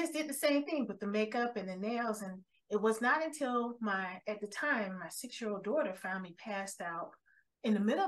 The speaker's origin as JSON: {"language": "English", "town": "Miami", "region": "Florida", "country": "United States", "tie": "born or raised there", "also_born_or_lived": "Ohio", "moved": "as an adult", "said": "I'm a sun baby, born and raised in Miami"}